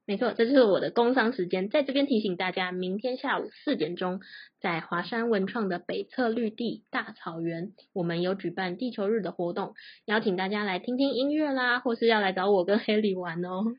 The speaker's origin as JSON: {"language": "Chinese", "country": "Taiwan", "also_born_or_lived": "United States", "said": "我们台湾人"}